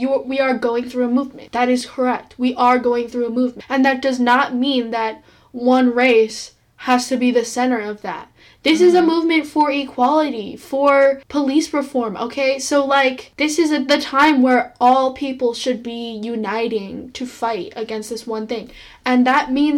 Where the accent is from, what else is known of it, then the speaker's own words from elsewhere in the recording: United States; We are Asian American